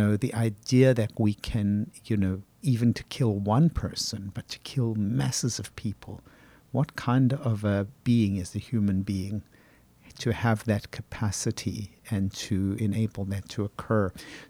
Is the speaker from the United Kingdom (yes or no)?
no; Johannesburg, Gauteng, South Africa; born there; I was born in 1950 in Johannesburg, and I'd heard about the Holocaust